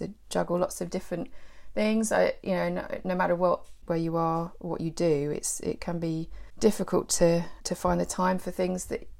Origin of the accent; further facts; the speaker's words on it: West Sussex, South East England, United Kingdom; also born or lived in London; I'm West Sussex born and bred, but then I moved away for university and then to work in London. I lived in London for a few years